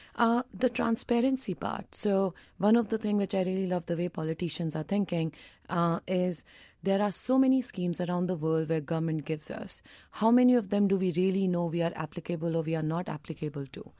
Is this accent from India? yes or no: yes; India; as an Indian